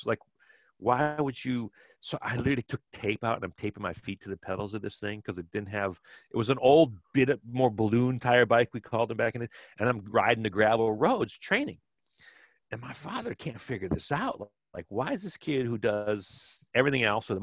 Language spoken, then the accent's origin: English; Kenosha, Wisconsin, United States; my house where I grew up in Kenosha, Wisconsin.